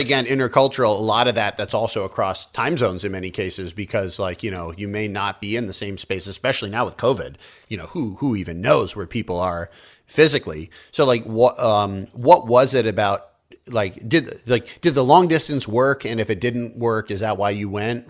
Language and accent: English; United States; also born or lived in China; having grown up here